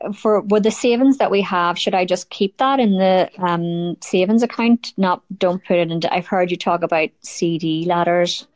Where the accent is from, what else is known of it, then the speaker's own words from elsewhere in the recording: Belfast, Northern Ireland, United Kingdom; moved away as an adult; now in United States; I grew up in Belfast in the eighties and the nineties